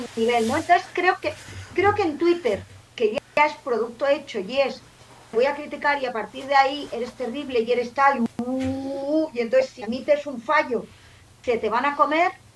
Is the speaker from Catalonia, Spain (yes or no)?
yes; Barcelona, Catalonia, Spain; yo soy de Sans